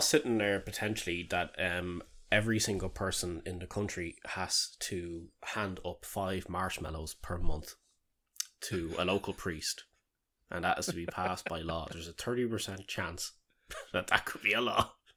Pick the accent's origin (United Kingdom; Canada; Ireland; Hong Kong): Ireland